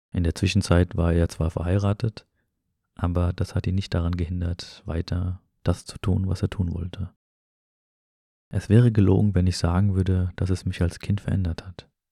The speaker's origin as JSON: {"language": "German", "country": "Germany", "tie": "born or raised there", "also_born_or_lived": "an Arab-Muslim country (birthplace)", "said": "Aufgewachsen bin ich jedoch in Deutschland"}